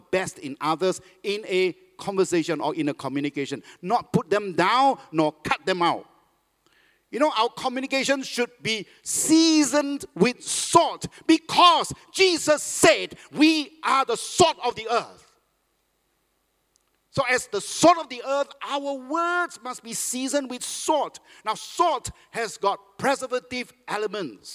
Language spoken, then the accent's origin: English; Malaysia; now in Singapore; I'm a Malaysian